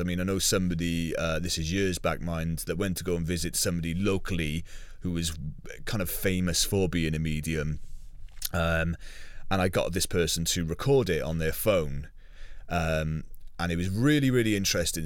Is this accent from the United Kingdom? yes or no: yes; United Kingdom; being British